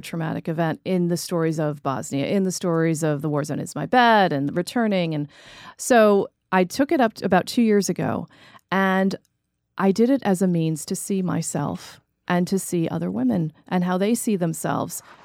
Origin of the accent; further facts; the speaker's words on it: United States; also born or lived in New Jersey; I grew up in New York and New Jersey